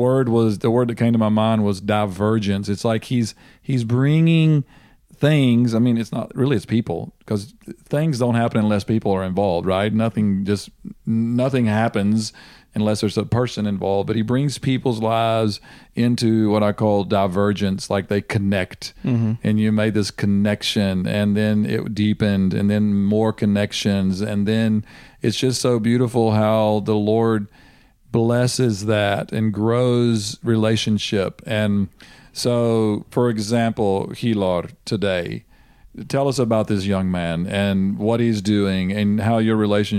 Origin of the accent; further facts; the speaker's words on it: United States; as an American